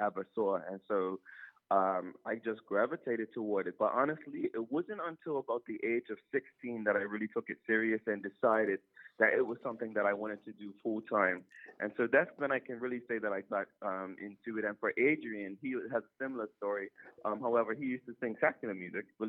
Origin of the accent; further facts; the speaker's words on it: Bermuda; we're from Bermuda and still live in Bermuda.